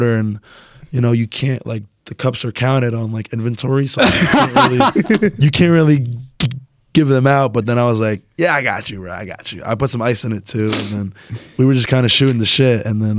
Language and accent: English; Woodbridge, New Jersey, United States; I grew up in Woodbridge as well